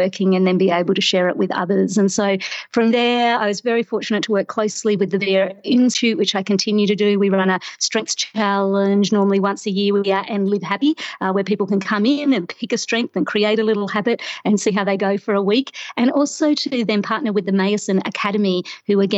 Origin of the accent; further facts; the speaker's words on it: Australia; moved away as an adult; now in Toronto, Canada; growing up in Australia, I've been very spoiled of often having a beach not very far away